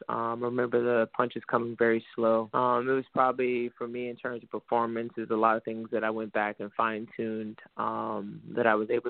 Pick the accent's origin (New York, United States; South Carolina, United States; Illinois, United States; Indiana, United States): New York, United States; New York City; now in Houston, United States; I'm from New York City